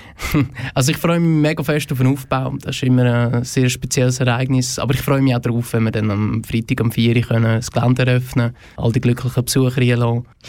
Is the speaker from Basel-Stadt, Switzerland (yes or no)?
no; Oberfrick, Aargau, Switzerland; also born or lived in Frick; Ich bin selber aus dem Fricktal